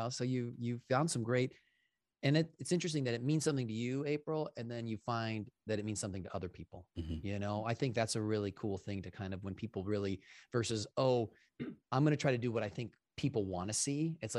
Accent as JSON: {"language": "English", "town": "Pewaukee", "region": "Wisconsin", "country": "United States", "tie": "born or raised there", "also_born_or_lived": "Hartland, Wisconsin", "said": "I'm from Heartland, Wisconsin and Pewaukee, Wisconsin, shout out to those two little tiny towns"}